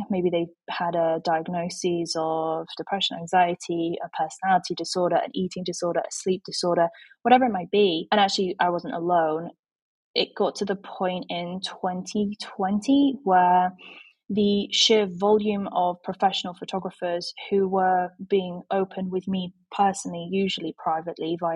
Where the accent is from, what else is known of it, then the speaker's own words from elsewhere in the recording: Yorkshire and the Humber, United Kingdom; I am from Yorkshire in England, in the UK